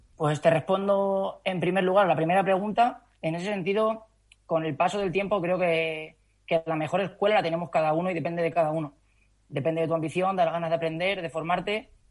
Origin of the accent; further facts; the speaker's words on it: Calzada de Calatrava, Castilla-La Mancha, Spain; moved away as an adult; also born or lived in Madrid; empecé trabajando en el gimnasio de mi pueblo, en Calzada de Calatrava